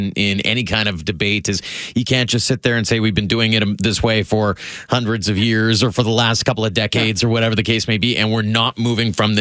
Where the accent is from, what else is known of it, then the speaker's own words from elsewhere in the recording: Carmangay, Alberta, Canada; also born or lived in Claresholm, Alberta; now in Calgary, Canada; When I was a kid growing up in Carmengay